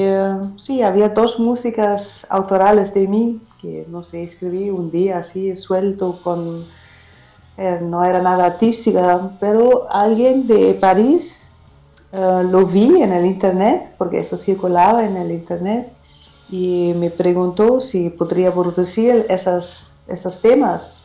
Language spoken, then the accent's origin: Spanish; Germany; Spanish is a second language; also born or lived in Madrid, Spain; soy cantautora alemana